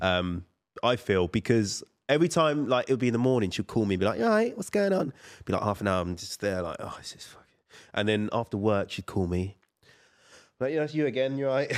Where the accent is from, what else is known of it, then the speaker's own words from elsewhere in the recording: Colchester, East of England, United Kingdom; I'm from Colchester